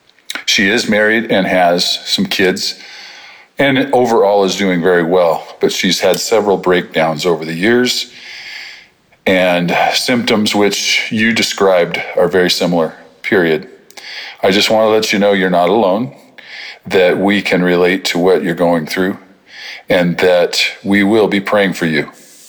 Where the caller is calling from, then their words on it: California, United States; I'm from Northern California